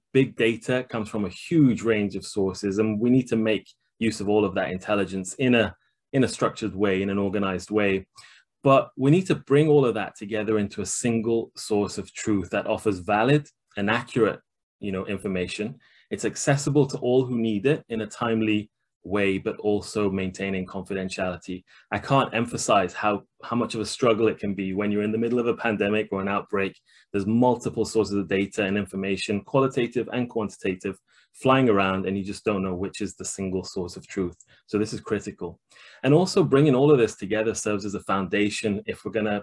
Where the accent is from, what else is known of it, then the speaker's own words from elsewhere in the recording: Leeds, Yorkshire and the Humber, United Kingdom; my hometown of Leeds